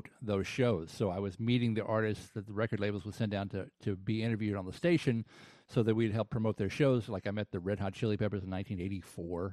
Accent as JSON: {"language": "English", "town": "Chattanooga", "region": "Tennessee", "country": "United States", "tie": "born or raised there", "also_born_or_lived": "New Orleans", "moved": "as an adult", "lives_now": "New York City, United States", "said": "I grew up in Chattanooga, Tennessee"}